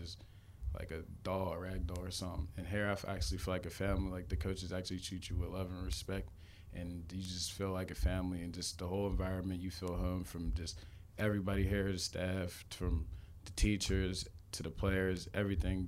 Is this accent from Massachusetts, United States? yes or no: no; McKees Rocks, Pennsylvania, United States; I'm from McKees Rocks, Pennsylvania. That's a, a small town in Pittsburgh